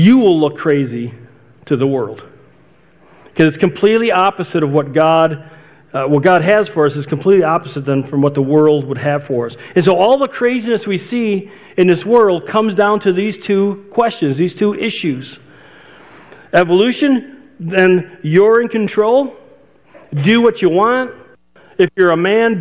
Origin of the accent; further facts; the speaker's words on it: outside Chicago, Illinois, United States; my neighborhood growing up outside Chicago